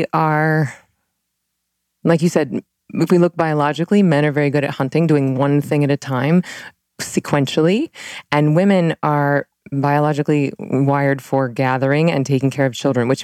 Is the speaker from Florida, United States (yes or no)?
yes; Tallahassee, Florida, United States; I was raised Southern Baptist in Tallahassee, Florida